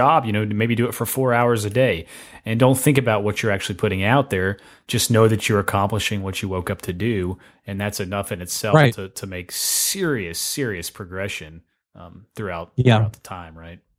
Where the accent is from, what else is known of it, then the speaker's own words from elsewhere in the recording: Tennessee, United States; I'm from Tennessee.